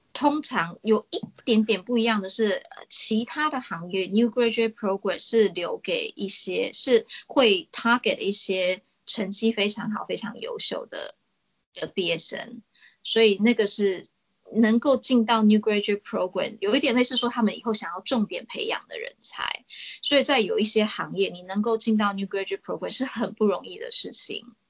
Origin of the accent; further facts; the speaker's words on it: Taiwan; moved away as an adult; now in Australia; 其实我在台湾说是最兴盛课，尤其是我在市疗座椅工也做了好一阵子，就是在当学生的时候